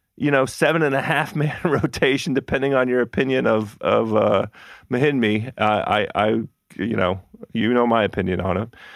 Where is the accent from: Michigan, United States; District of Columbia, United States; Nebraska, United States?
District of Columbia, United States; Washington; born or raised there